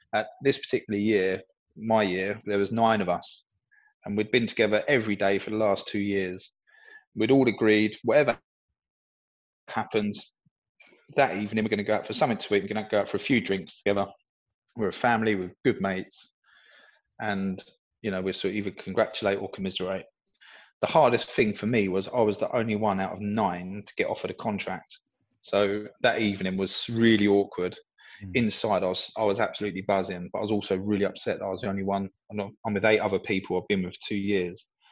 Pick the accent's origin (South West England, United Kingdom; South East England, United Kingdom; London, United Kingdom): South East England, United Kingdom; Peacehaven; moved away; where I grew up in Peacehaven